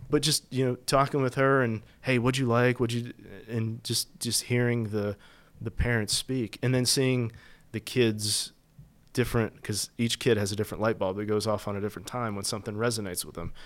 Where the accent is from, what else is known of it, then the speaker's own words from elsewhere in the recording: West Virginia, United States; moved away as an adult; growing up in West Virginia